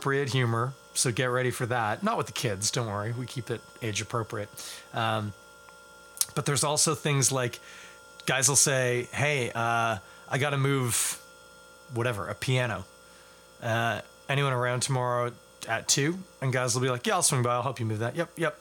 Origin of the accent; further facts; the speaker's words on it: Scarborough, Ontario, Canada; I'm from Scarborough, also not Toronto